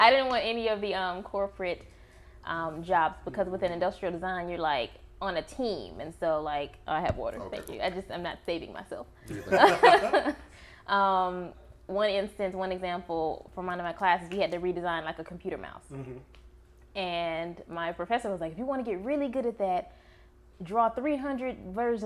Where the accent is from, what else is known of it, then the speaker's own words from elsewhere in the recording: Atlanta, Georgia, United States; I'm actually from Atlanta, the city of Atlanta